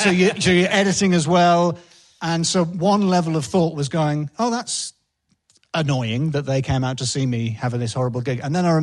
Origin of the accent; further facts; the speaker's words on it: Northern England, United Kingdom; I'm quite an emotionally repressed English, northern man. I'm half Scottish.